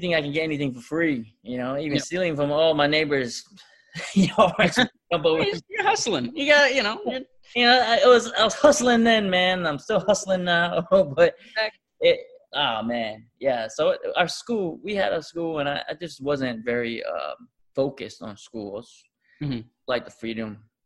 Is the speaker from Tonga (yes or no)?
yes; Tonga; now in United States; I was born here in America, but I was raised in the islands since the age of 2 or 3 years old.